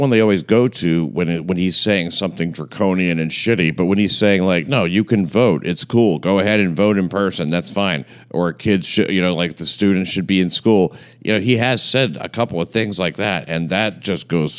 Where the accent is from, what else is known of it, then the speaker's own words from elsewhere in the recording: New York City, New York, United States; I grew up in the Bensonhurst section of Brooklyn.